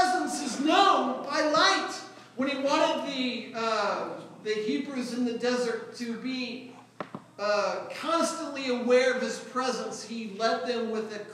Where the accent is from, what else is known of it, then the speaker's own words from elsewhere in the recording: St. Louis, Missouri, United States; I grew up in North County, St. Louis, where it was never dark where I lived